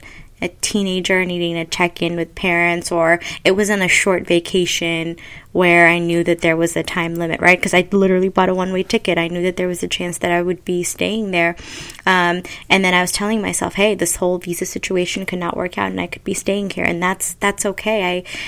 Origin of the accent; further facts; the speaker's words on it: Ethiopia; I'm from Ethiopia